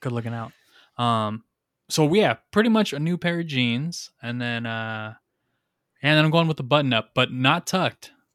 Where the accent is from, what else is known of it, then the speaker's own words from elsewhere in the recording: Rialto, California, United States; I'm from Rialto